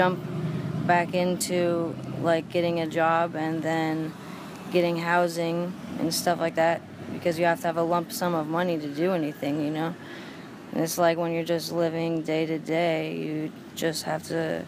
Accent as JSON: {"language": "English", "region": "Montana", "country": "United States", "moved": "yes", "lives_now": "Emeryville, United States", "said": "I'm from Montana"}